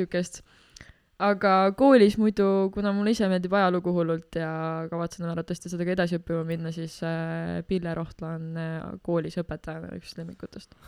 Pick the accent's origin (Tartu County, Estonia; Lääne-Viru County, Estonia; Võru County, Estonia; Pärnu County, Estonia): Tartu County, Estonia; Tartu; ma olen Tartust